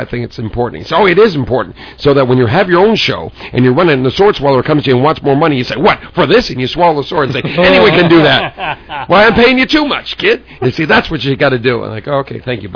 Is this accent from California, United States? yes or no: yes; Southern California, United States; just a kid growing up in Southern California